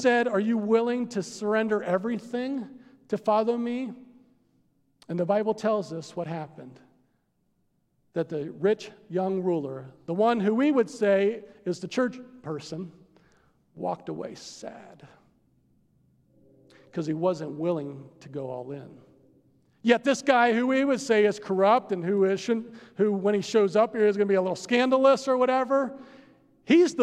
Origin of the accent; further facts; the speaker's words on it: United States; I'm an American